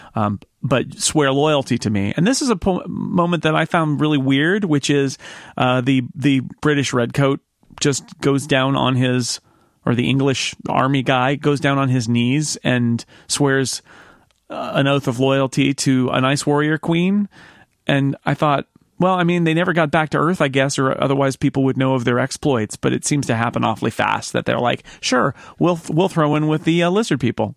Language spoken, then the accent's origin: English; United States; as an American